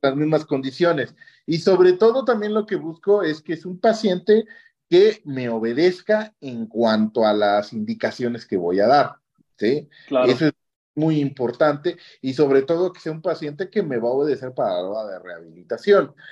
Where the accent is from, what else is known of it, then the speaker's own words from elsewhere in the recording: Oaxaca, Mexico; also born or lived in Japan; yo al menos ah, como oaxaqueño